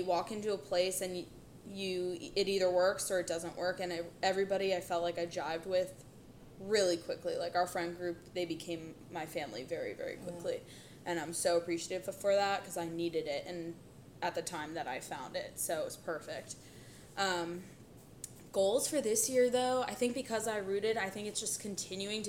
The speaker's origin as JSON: {"language": "English", "town": "Philadelphia", "region": "Pennsylvania", "country": "United States", "moved": "as an adult", "lives_now": "Orlando, United States", "said": "I'm from the 610 Philadelphia area. I moved down to Orlando during COVID"}